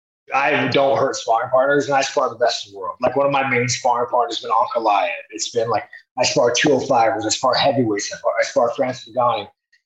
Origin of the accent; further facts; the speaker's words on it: Brazil; now in United States; I mean, the fuck, I grew up in Brazil, man. Brazil fucking sucks.